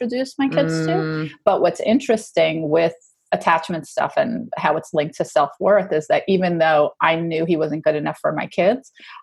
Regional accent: New York, United States; I'm a New Yorker

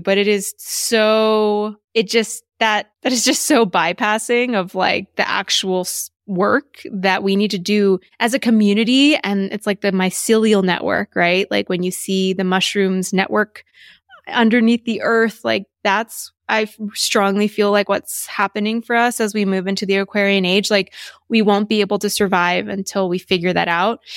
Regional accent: Texas, United States; also born or lived in New York; now in Los Angeles, United States; growing up in Texas and going to school in the South.

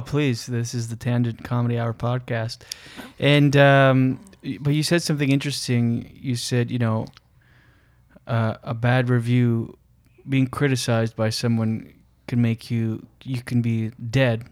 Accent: Moncton, New Brunswick, Canada; I'm from Moncton, New Brunswick.

